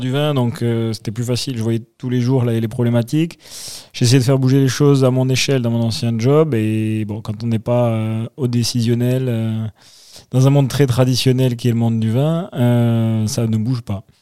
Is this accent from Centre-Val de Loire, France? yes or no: no; Toulouse, Occitania, France; moved away as an adult; now in Bordeaux, France; originaire de Toulouse